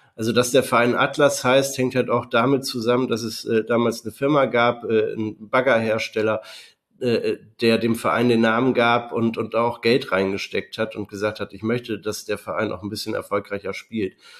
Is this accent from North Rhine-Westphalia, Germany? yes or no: no; Delmenhorst, Lower Saxony, Germany; Ich bin wie Timo auch in Delmhorst geboren worden und äh, mehr oder weniger auch in der Stadt aufgewachsen